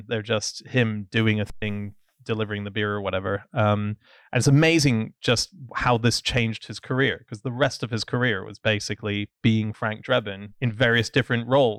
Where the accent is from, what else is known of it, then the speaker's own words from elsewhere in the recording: Hong Kong; I grew up in Hong Kong